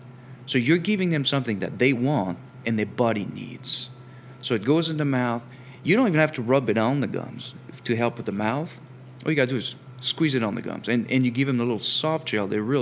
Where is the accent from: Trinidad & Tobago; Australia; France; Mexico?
France; English is a second language; now in United States; while I have an accent, I'm actually from France originally.